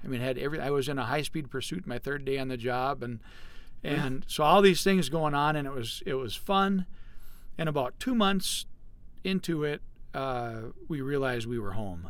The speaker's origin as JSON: {"language": "English", "town": "Fisher", "region": "Minnesota", "country": "United States", "tie": "born or raised there", "moved": "as an adult", "lives_now": "Detroit Lakes, United States", "said": "I'm from Fisher, Minnesota originally. It's the center of the universe."}